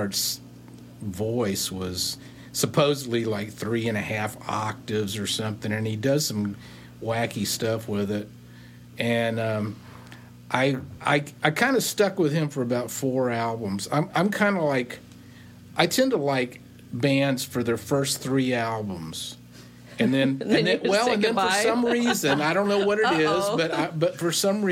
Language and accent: English; Texas, United States; moved away; I'm from Texas